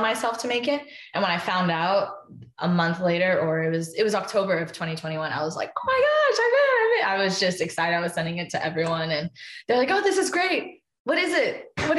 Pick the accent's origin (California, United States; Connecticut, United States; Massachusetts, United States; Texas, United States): California, United States; Anaheim; growing up in Anaheim